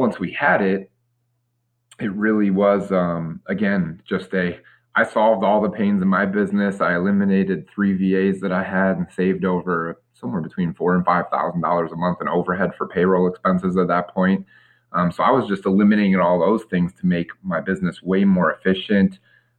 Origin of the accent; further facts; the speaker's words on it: Detroit, Michigan, United States; moved away as an adult; now in Tampa, United States; I'm born and raised in the Metro Detroit, Michigan market